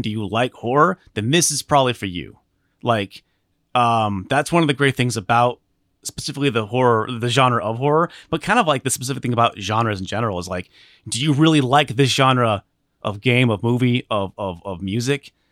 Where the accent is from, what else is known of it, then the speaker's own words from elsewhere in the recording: Alaska, United States; moved away; I grew up in Alaska